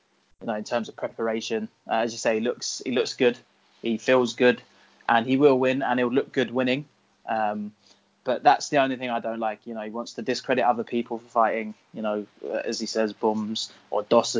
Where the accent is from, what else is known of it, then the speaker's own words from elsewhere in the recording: England, United Kingdom; as an Englishman